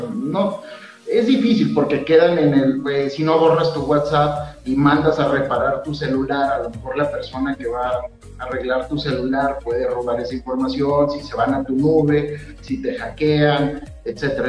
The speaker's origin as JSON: {"language": "Spanish", "region": "Durango", "country": "Mexico", "said": "somos duranguenses"}